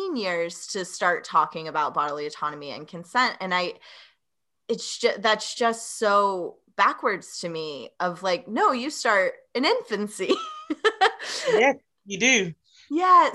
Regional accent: Tennessee, United States; I was born and raised in the Southeast in Tennessee

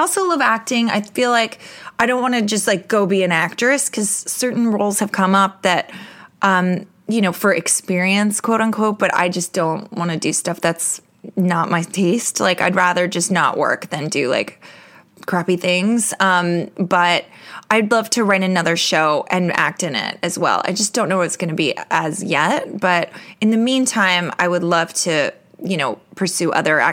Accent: New York, United States; I'm a New Yorker.

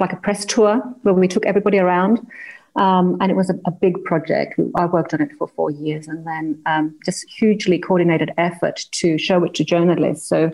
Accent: Greece; moved away; also born or lived in Australia; I was born in Australia and grew up in Greece. My parents are Greek

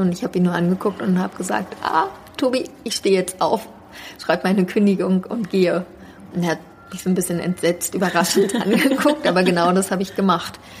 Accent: Berlin, Germany; ich bin äh, also in Berlin aufgewachsen

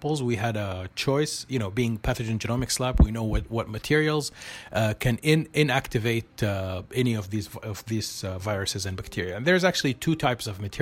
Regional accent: Medina, Medina Province, Saudi Arabia; now in Thuwal, Saudi Arabia; I'm originally from Medina. So all my family, my parents, uncles, everyone is in Medina

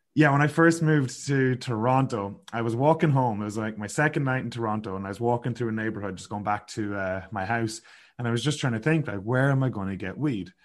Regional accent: Sligo, Connacht, Ireland; moved away as an adult; now in Kelowna, Canada; growing up in Sligo

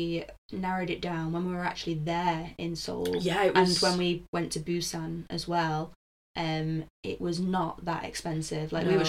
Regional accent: Manchester, North West England, United Kingdom; we're just from Manchester.

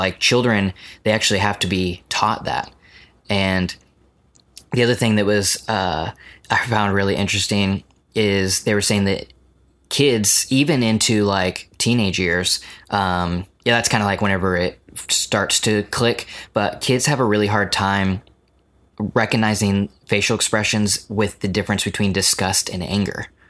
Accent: United States; as American

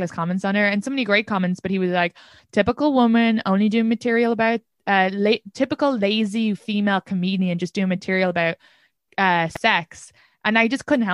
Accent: Ireland; moved away as an adult; now in New York City, United States; being an immigrant, being Irish

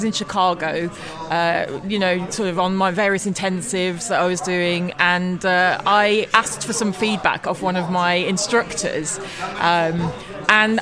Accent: United Kingdom; I'm British

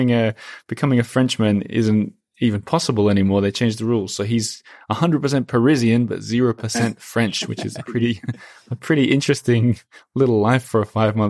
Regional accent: Perth, Western Australia, Australia; And like all my friends are in another city from where I grew up in Perth.

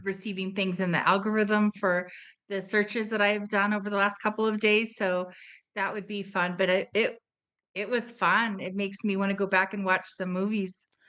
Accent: United States; being American

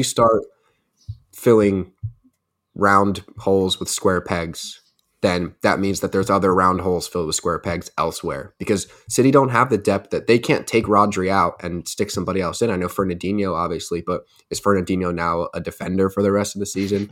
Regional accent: United States; being an American

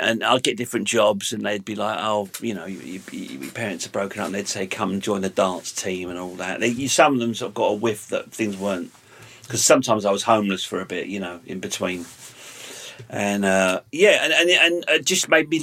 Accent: London, United Kingdom; I grew up in London

